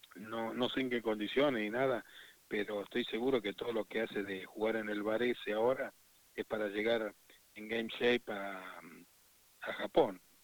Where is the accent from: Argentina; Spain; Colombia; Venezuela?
Argentina; un ciudadano orgulloso de ser argentino